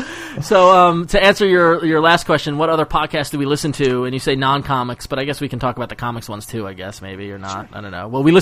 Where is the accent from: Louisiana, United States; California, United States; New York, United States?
New York, United States; Long Island; I'm from Long Island.